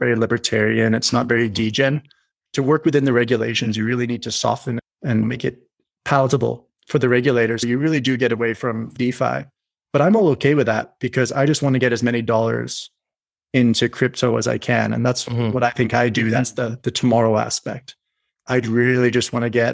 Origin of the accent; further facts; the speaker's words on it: Canada; I'm Canadian.